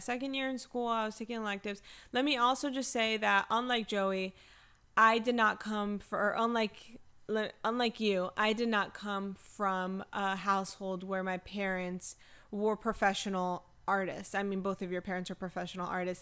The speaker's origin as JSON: {"language": "English", "region": "South Florida", "country": "United States", "tie": "born or raised there", "said": "I'm born and raised in South Florida"}